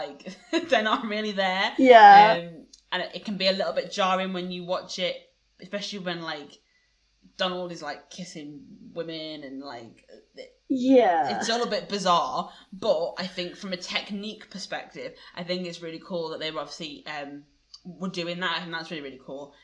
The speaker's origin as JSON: {"language": "English", "region": "England", "country": "United Kingdom", "said": "as an English person"}